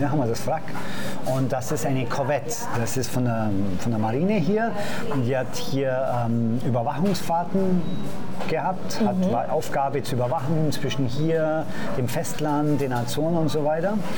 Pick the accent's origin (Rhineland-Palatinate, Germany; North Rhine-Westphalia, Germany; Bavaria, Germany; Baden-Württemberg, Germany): Bavaria, Germany; Augsburg; moved away as an adult; now in Madeira, Portugal; in meiner Heimatstadt in Augsburg